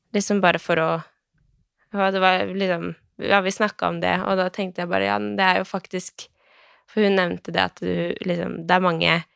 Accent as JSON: {"language": "Norwegian", "town": "Skien", "region": "Telemark", "country": "Norway", "said": "Jeg er jo eh, fra Skien"}